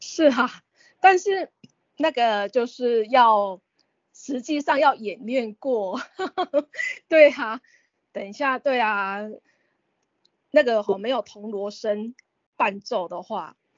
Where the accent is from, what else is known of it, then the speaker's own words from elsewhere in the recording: Renwu, Kaohsiung, Taiwan; 我是在仁武乡下，乡下长大的